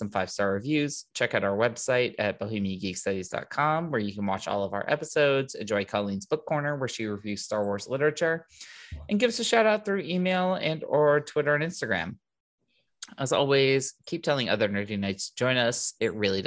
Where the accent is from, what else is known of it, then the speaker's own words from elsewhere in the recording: United States; I'm American